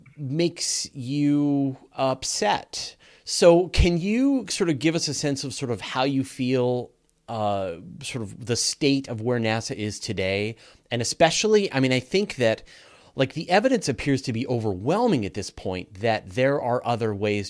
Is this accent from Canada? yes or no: yes; Canada; I'm a Canadian